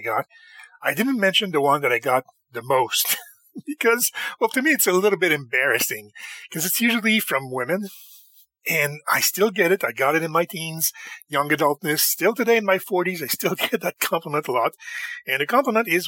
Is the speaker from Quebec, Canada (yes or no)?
yes; Montreal, Quebec, Canada; I am from Montreal, Canada